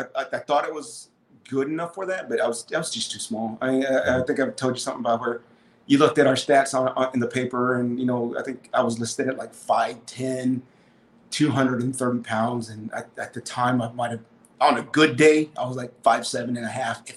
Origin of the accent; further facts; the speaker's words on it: Kenedy, Texas, United States; So I'm actually from a little town in South Texas named Kennedy.